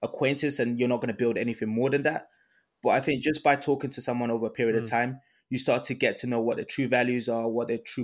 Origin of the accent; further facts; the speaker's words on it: Ibadan, Oyo, Nigeria; moved away; I was born in Ibadan, Nigeria